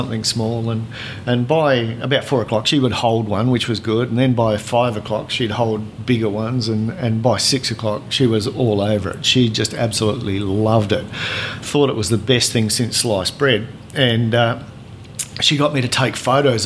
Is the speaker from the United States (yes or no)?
no; South Australia, Australia; I grew up in South Australia